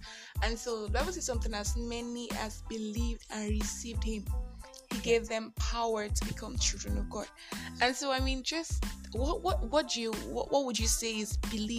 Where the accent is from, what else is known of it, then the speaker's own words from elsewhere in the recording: Nigeria; I'm that Nigerian Christian Dogaholic